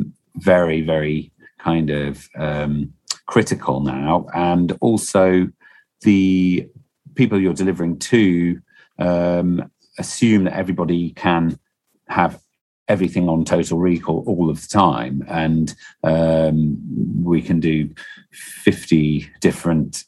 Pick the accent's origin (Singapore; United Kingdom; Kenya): United Kingdom; Stoke-on-Trent, West Midlands; also born or lived in Slough; I was born in Stoke-on-Trent and I grew up in Stoke-on-Trent. I did live for 2 years in Slough